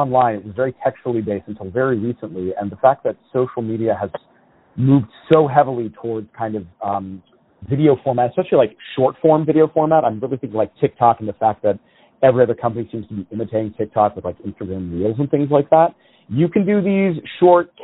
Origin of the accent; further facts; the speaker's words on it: Kirksville, Missouri, United States; moved away as an adult; also born or lived in New Orleans; I grew up in Northeast Missouri.